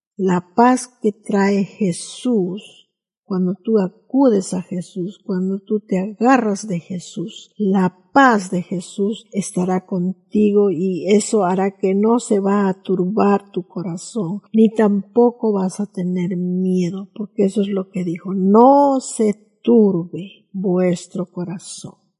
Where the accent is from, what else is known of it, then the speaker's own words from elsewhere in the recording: Peru; nuestros deberes cívicos como peruanos